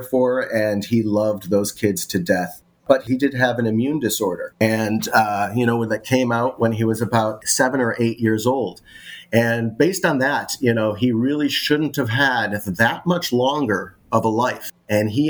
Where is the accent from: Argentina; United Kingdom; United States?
United States; Chicago, Illinois; moved away as an adult; now in Los Angeles, United States; I grew up in Chicago, moved to Los Angeles about 10 years ago